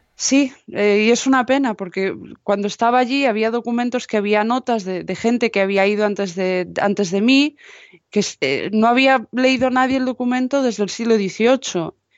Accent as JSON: {"language": "Spanish", "region": "Galicia", "country": "Spain", "moved": "yes", "said": "yo como gallega"}